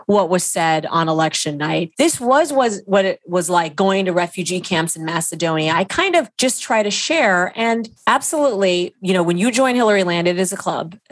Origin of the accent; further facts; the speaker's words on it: Saudi Arabia; now in United States; growing up in Saudi Arabia